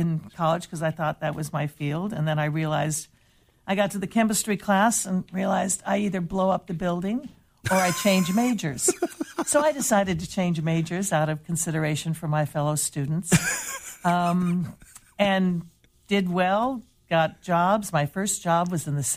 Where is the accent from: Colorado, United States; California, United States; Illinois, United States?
California, United States; Bay Area; also born or lived in Chula Vista, California; now in San Diego, United States; Spent my childhood in the Bay Area.